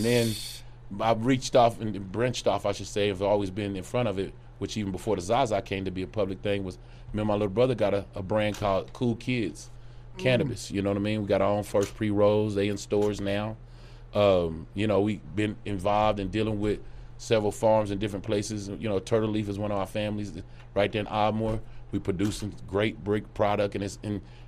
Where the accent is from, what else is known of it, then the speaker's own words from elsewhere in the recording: Oklahoma, United States; also born or lived in Dallas; I'm originally from Oklahoma, so I always had my residency. I never even moved into Dallas, and things. I always kept an Oklahoma residence.